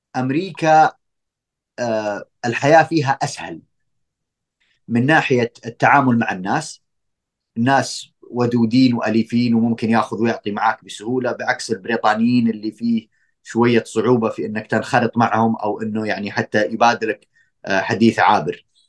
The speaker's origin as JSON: {"language": "Arabic", "country": "Saudi Arabia", "said": "احنا عندنا في السعوديه"}